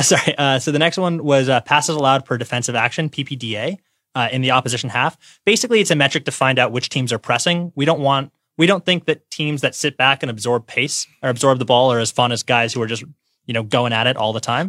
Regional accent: Detroit, Michigan, United States; I'm from Detroit

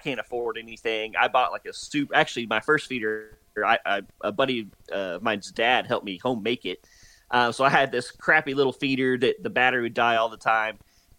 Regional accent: Texas, United States; also born or lived in Oklahoma; I'm originally from North Texas and then moved to Oklahoma.

